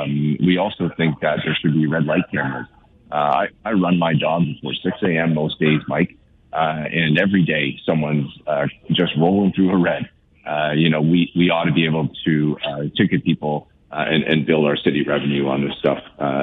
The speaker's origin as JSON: {"language": "English", "town": "Guelph", "region": "Ontario", "country": "Canada", "tie": "born or raised there", "said": "I'm born and raised in Guelph"}